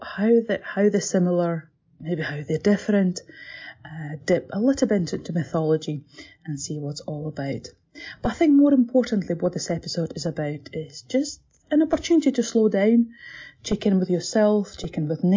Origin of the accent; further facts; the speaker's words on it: Latvia; born there; English is a second language; I'm not Scottish. I know my accent might fool you, but I'm not Scottish. I was born in Latvia, but I'm from very much Slavic background